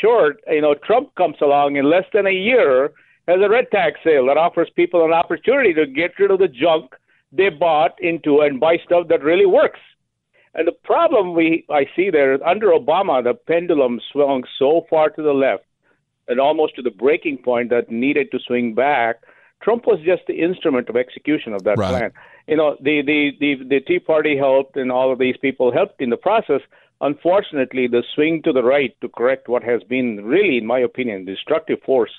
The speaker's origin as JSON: {"language": "English", "country": "India", "second_language": "English", "moved": "as an adult", "lives_now": "United States"}